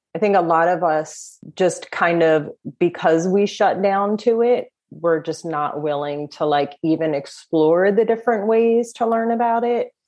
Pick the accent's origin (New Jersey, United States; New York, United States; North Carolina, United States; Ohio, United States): New Jersey, United States; I am from New Jersey